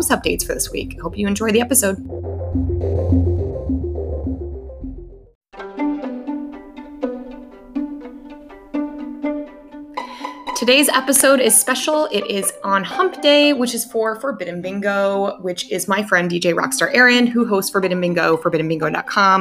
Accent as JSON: {"language": "English", "town": "Denver", "region": "Colorado", "country": "United States", "moved": "yes", "said": "I'm from Denver. I haven't lived in Denver for about 3 years now"}